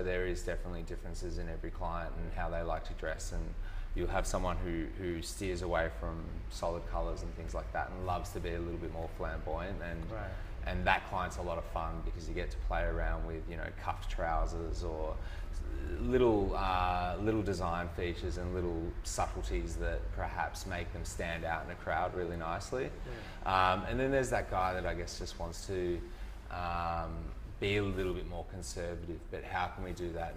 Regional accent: country Victoria, Australia; moved away; also born or lived in Perth; Country Victoria. So it was in a town called Colburn-Addon, which is 120 people

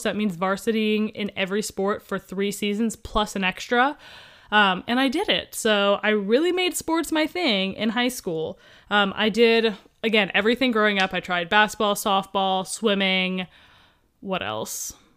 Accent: Columbus, Ohio, United States; now in Southern California, United States; I grew up in Columbus, Ohio

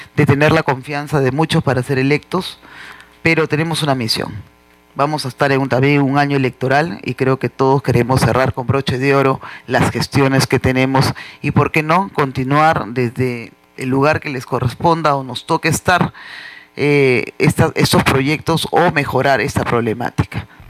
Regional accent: Peru; todos somos peruanos por igual

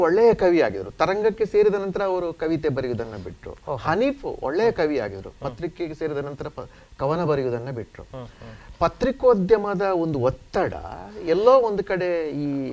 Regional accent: Keyyur, Karnataka, India; ನಾನು ನನ್ನ primary ಸ್ಕೂಲನ್ನು K Ravi ನನ್ನ ಹುಟ್ಟೂರಲ್ಲಿ

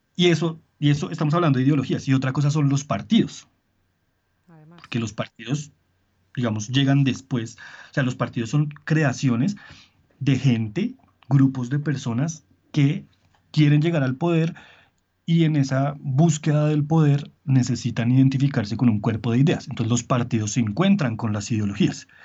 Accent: Colombia; en Colombia nos da dolor de cabeza

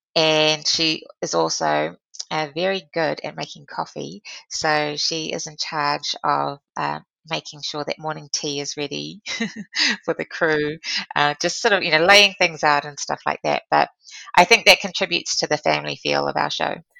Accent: New Zealand; being a New Zealander is a very important part of my value system and uh, contributing to um, this wonderful country that I call home

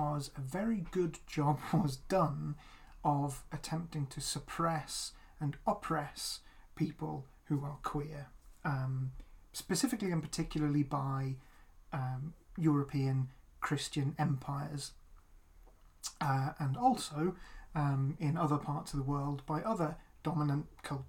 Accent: United Kingdom; So we're both queer, and we're both white and we're both British.

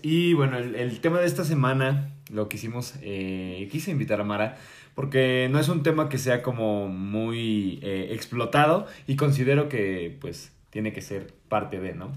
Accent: Mexico; nosotros como mexicanos

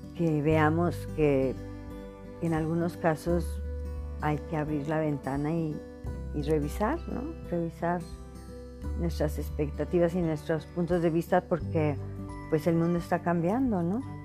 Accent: Veracruz, Mexico; Cuando yo era adolescente en mi ciudad natal, en, el puerto de Veracruz, en México

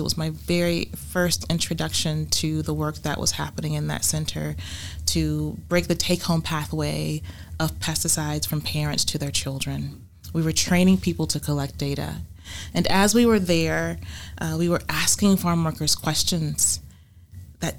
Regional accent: Savannah, Georgia, United States; also born or lived in Hilton Head, South Carolina / Beaufort, South Carolina; I was born and raised in Savannah, Georgia, in the Lowcountry that extends through the Lowcountry of South Carolina.

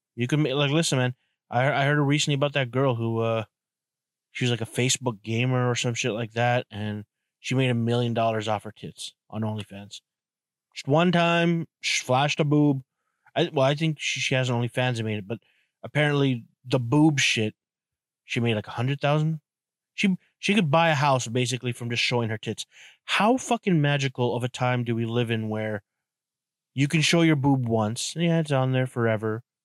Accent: Canada; I'm from Canada

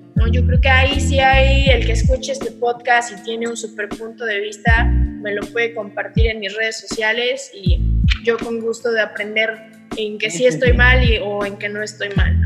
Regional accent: Puebla, Mexico; also born or lived in Querétaro; now in Mexico City, Mexico; yo soy de Puebla y me encanta siempre decir que soy de Puebla

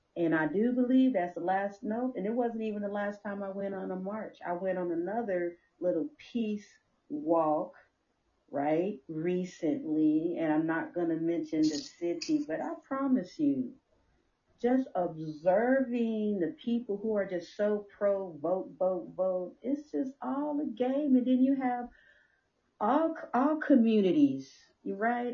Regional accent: Compton, California, United States; especially as a young girl growing up in Compton

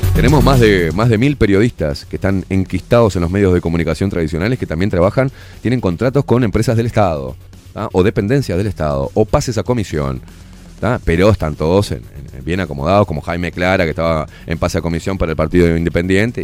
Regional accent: Uruguay; Uruguay, que es nuestro país

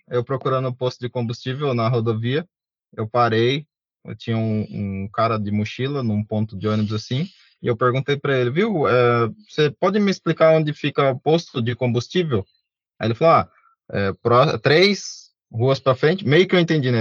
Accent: Brazil; eu sou é, do Brasil, sou brasileiro

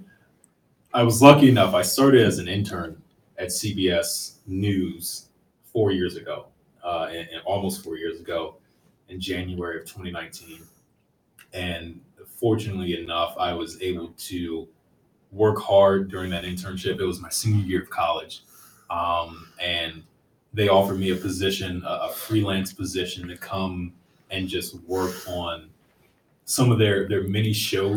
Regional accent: Washington, District of Columbia, United States; also born or lived in Maryland; grew up in D.C.

